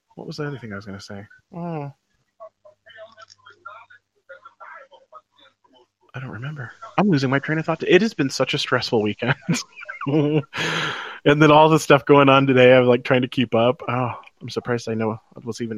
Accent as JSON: {"language": "English", "country": "United States", "said": "I'm an American."}